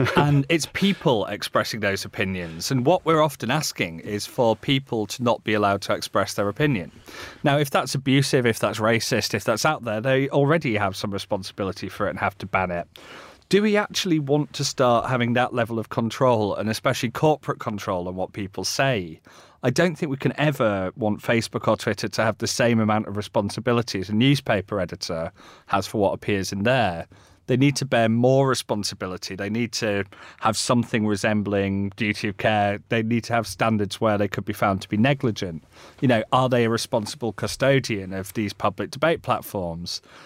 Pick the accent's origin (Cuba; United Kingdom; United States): United Kingdom; Yorkshire moors, Yorkshire and the Humber; I grew up on the Yorkshire moors.